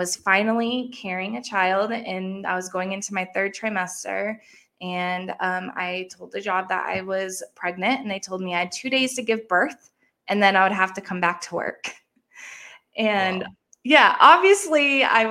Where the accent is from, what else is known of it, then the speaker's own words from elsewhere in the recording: Massachusetts, United States; I grew up in Massachusetts.